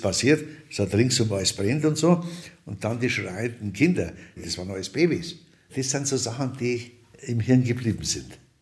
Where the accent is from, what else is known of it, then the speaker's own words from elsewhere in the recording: Lower Bavaria, Germany; also born or lived in Munich / Lower Franconia; ich bin hier in München geboren, bin in Niederbayern im Rottal aufgewachsen, bin in Unterfranken aufgewachsen, mütterlicherseits